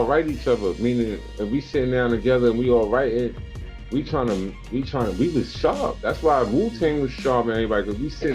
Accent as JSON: {"language": "English", "town": "New York City", "region": "New York", "country": "United States", "tie": "born or raised there", "said": "growing up in Hollis"}